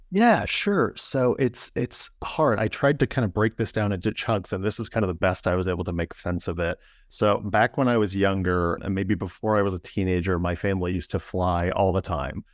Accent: Indiana, United States; I'm from the Midwest here in the United States, from, uh, Indiana

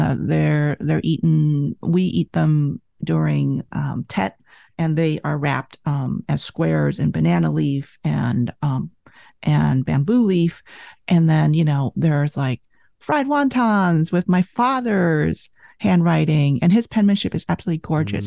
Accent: Southern California, United States; born or raised there; English is a second language; also born or lived in Vietnam / Saigon, Vietnam; now in Santa Cruz, United States

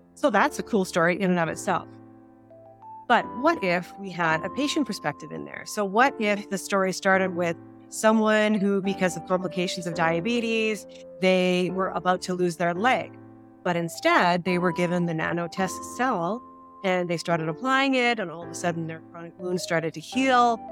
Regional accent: Saskatchewan, Canada; now in Calgary, Canada; I'm from Saskatchewan

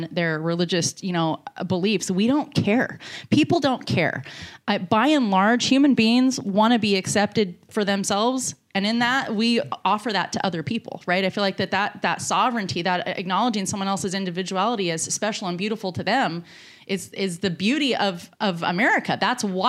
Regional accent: San Francisco Bay Area, California, United States; I grew up in the San Francisco Bay Area

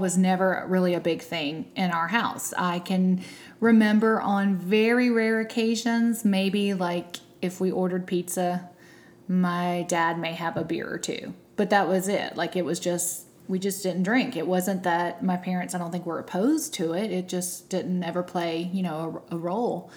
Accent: South Georgia, United States; I'm from South Georgia

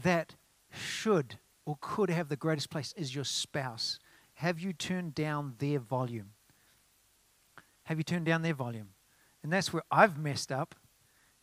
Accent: New Zealand; now in United States; In New Zealand, we call it a 4x2

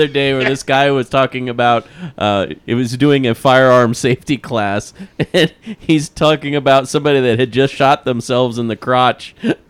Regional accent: Midwest, United States; growing up in the Midwest

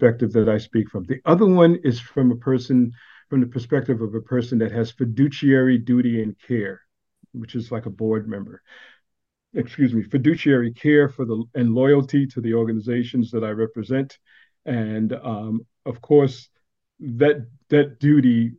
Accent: New York City, New York, United States; now in Austin, United States; I'm from Brooklyn and now I live in Austin, Texas

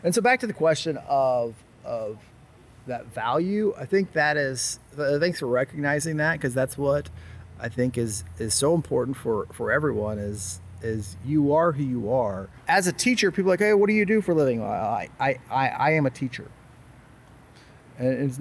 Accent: Cape Girardeau, Missouri, United States; Cape Girardeau, Missouri

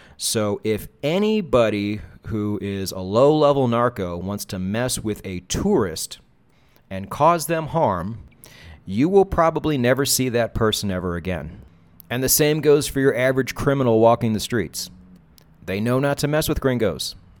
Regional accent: United States; moved away as an adult; now in Latin America; I am as American as apple pie. Love my country, love my people, love my culture

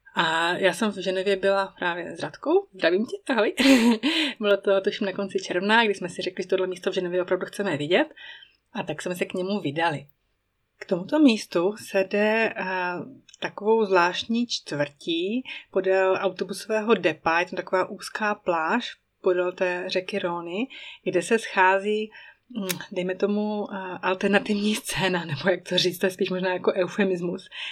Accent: Czechia; moved away as an adult; now in Emmental, Switzerland; můj rodný kraj, Bílé Karpaty

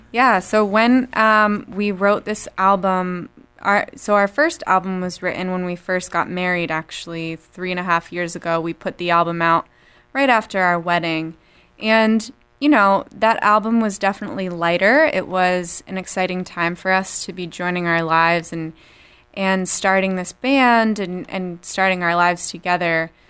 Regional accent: Worcester, Massachusetts, United States; We are from Worcester, actually. Little skip and a jump from here.

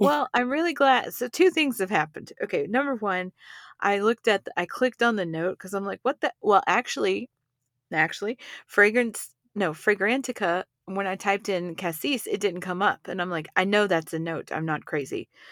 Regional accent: Texas, United States; now in Colorado, United States; I'm from Texas

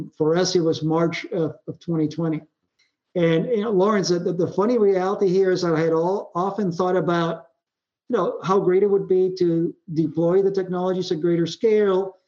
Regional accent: Puerto Rico; moved away; I grew up in Puerto Rico

